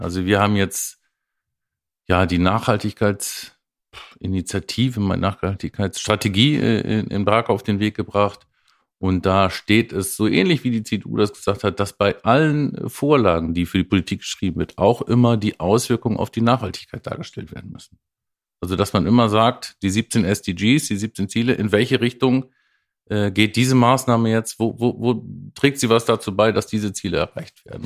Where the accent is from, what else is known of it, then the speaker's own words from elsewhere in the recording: Oldenburg, Lower Saxony, Germany; als Oldenburger